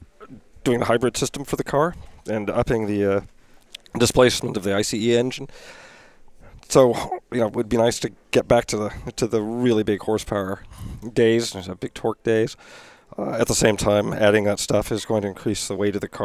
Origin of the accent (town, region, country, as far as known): Los Angeles, California, United States